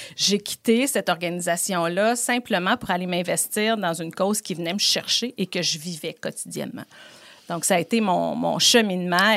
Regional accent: Quebec City, Quebec, Canada; je suis originaire de Beauport

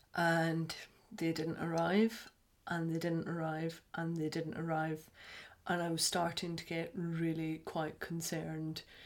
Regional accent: Scotland, United Kingdom; we're Scottish

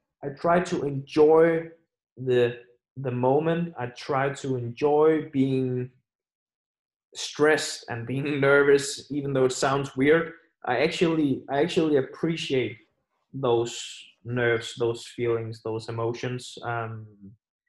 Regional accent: Aarhus, Central Denmark Region, Denmark; my hometown Aarhus

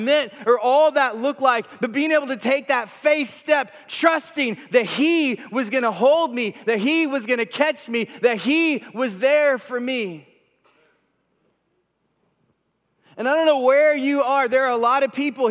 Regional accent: Texas, United States; moved away as an adult; also born or lived in Vancouver, Canada; We grew up in Texas, but we moved here from Vancouver, British Columbia in Canada

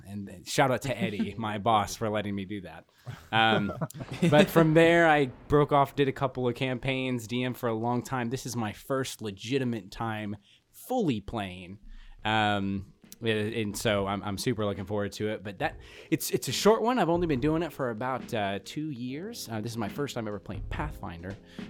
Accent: Portland, Oregon, United States; now in Jamestown, United States; I'm originally from, I hail from Portland, Oregon. I was born and raised up there. I am currently residing in a very small town called Jamestown, New York. It's about an hour south of Buffalo.

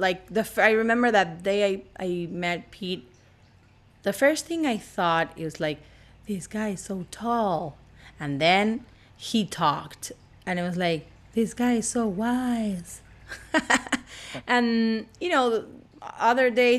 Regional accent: Argentina; English is a second language; also born or lived in Puerto Rico / Colorado; now in Los Angeles, United States; I'm not from Los Angeles. You can clearly see or hear by my accent. I'm from Argentina, but I have moved all over places

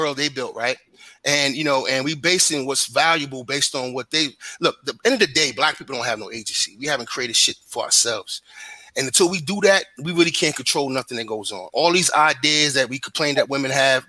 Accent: New York City, New York, United States; I come from Brooklyn

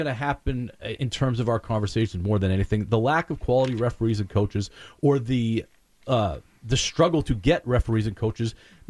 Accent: Berlin, New Hampshire, United States; moved away; also born or lived in Wolfeboro, New Hampshire; I'm originally from Berlin

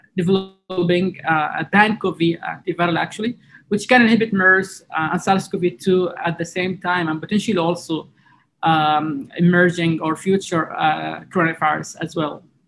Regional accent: Jazan, Jazan Province, Saudi Arabia; also born or lived in New York; in my hometown, Jazan

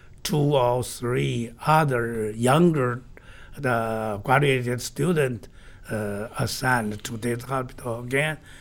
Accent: China; my hometown, home city, northwestern mountain area

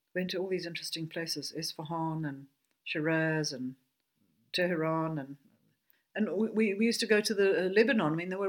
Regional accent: Johannesburg, Gauteng, South Africa; now in Greyton, South Africa; I come from Johannesburg.

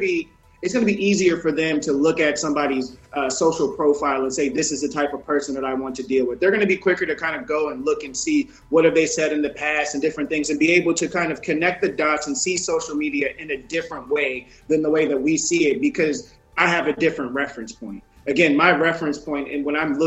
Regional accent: Mississippi, United States; moved away; I'm from Mississippi, I'm from the woods.

